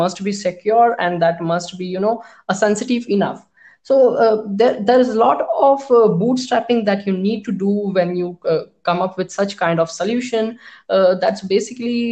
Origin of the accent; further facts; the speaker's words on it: India; being an Indian developers and being an Indian company